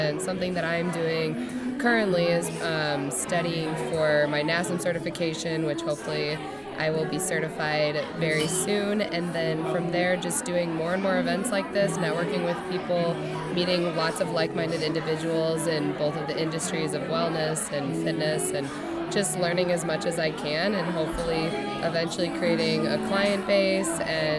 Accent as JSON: {"language": "English", "town": "St. Louis", "region": "Missouri", "country": "United States", "moved": "as an adult", "lives_now": "Chicago, United States", "said": "I'm from St. Louis, but I've lived in Chicago for just over 2 years."}